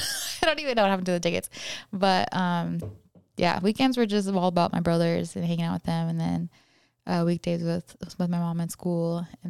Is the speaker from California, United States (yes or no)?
yes; Hacienda Heights, California, United States; I'm from California. Yes. It's a call town, Hacienda Heights, and it's not really even a town. It's not technically a city.